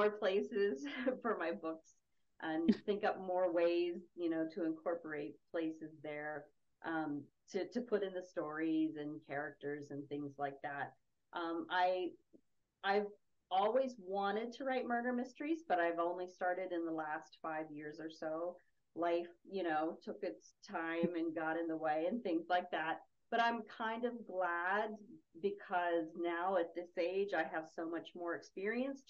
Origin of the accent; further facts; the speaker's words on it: West Virginia, United States; moved away as an adult; also born or lived in Los Angeles / Cleveland; I grew up in West Virginia.